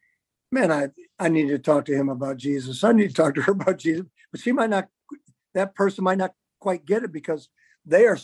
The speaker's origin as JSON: {"language": "English", "town": "Farmington", "region": "Minnesota", "country": "United States", "tie": "born or raised there", "said": "I went in my hometown of Farmington, Minnesota"}